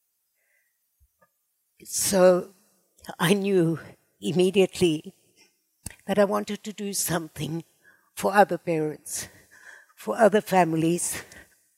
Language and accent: English; South Africa; now in Israel; the beginning of my life was in South Africa, as you probably can hear from my charming accent.